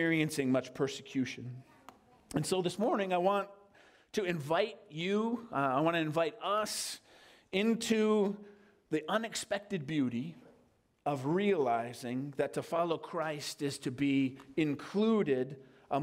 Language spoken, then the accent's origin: English; United States; as American citizens